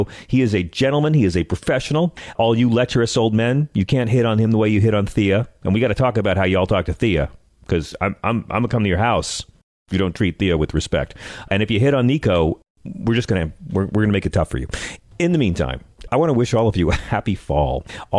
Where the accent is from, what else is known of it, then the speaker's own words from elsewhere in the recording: New York, United States; I'm saying this as a New Yorker.